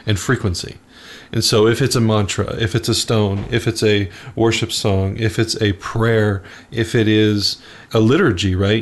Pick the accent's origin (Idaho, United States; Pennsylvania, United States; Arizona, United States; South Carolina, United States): Arizona, United States; Phoenix; I grew up in Arizona, and so Sedona, mm-hmm. Arizona, is uh, just a couple hours north of Phoenix, where I grew